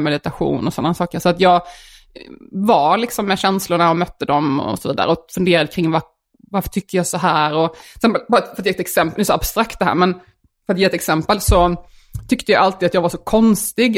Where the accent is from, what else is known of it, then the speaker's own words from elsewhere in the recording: Värnamo, Jönköping County, Sweden; accent: Småland dialect; moved away; när jag växte upp i Värnamo